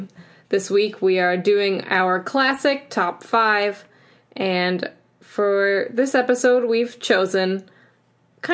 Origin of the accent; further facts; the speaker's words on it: Midwest, United States; I'm a Midwesterner.